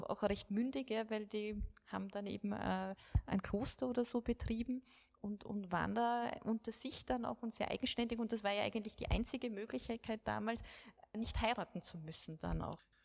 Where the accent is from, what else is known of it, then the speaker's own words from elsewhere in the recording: Austria; bei uns in Österreich